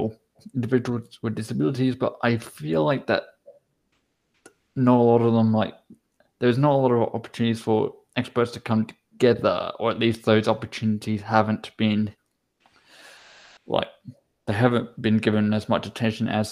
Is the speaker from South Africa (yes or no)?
no; Australia; now in Basel, Switzerland; I'm Australian